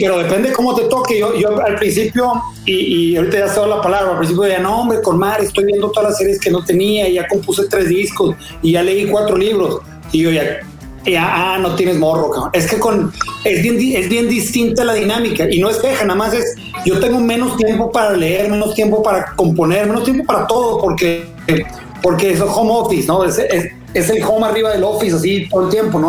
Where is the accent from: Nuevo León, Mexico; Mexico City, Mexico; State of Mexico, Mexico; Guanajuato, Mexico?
Nuevo León, Mexico; Monterrey; sí habemos regios chidos